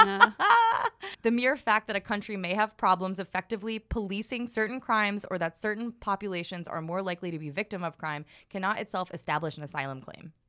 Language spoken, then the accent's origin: English; New York City, New York, United States; as a New Yorker